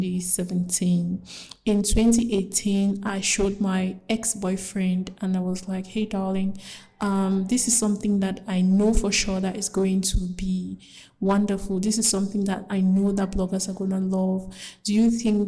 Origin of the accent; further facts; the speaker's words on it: English-speaking part of Cameroon, Anglophone Cameroon, Cameroon; I come from the English-speaking part of Cameroon in Africa.